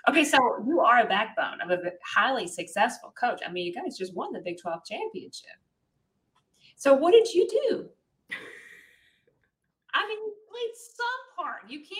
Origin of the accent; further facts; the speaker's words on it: the South, United States; I'm from the South.